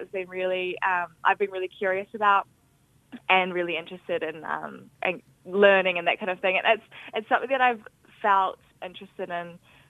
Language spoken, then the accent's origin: English; Auckland, New Zealand; I grew up in Auckland with my family